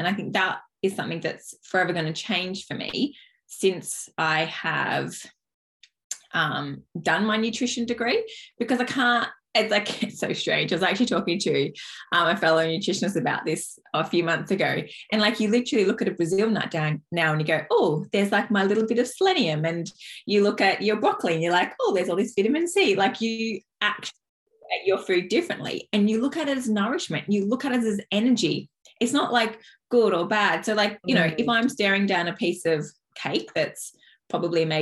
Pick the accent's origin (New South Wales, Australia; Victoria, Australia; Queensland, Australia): New South Wales, Australia; Dubbo; I grew up in Dubbo, which is like in the country in New South Wales